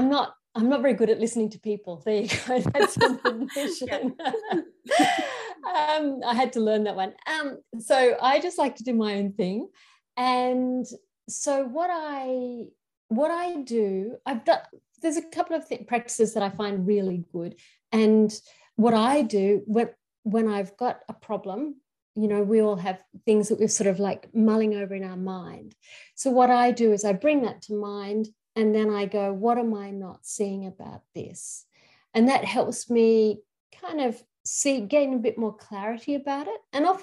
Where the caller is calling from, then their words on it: Queensland, Australia; I'm calling from Aboriginal land, and that this particular country is called Gubbi Gubbi country.